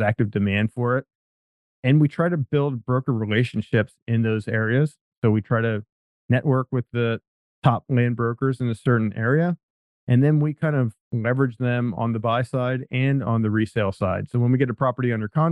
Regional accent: Pennsylvania, United States; moved away as an adult; now in San Diego, United States; I'm from Pennsylvania originally

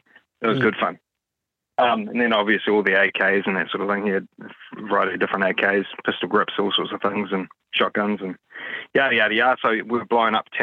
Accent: Auckland, New Zealand; I am from West Auckland

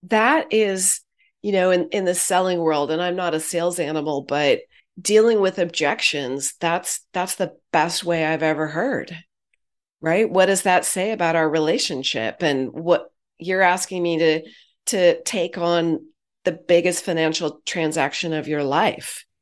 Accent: Silicon Valley, California, United States; I'm a Silicon kid. I grew up in Silicon Valley.

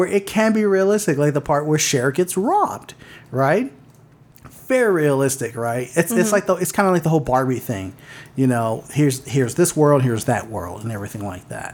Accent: Los Angeles, California, United States; moved away; I'm originally from L.A. Obviously, I'm not from Beverly Hills. But I'm originally from L.A.

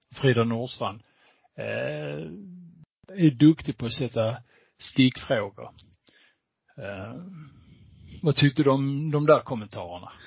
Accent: Skåne, Sweden; jag som skåning

